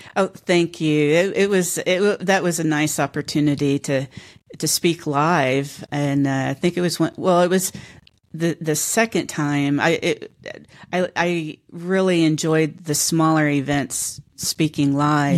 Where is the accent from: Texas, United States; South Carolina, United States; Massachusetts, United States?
Texas, United States; Houston; now in San Antonio, United States; native Houstonian